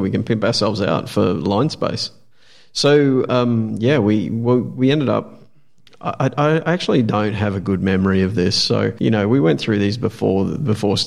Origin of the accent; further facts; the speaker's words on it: Australia; we're Australian